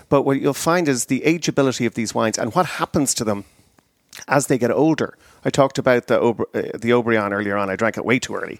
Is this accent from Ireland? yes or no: yes; Ireland; moved away as an adult; now in United States; I emigrated from Ireland to America in nineteen ninety-three.